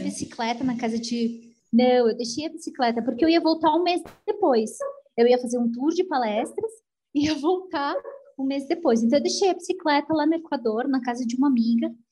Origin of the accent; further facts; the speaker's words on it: São Paulo, Brazil; moved away as an adult; eu sou de São Paulo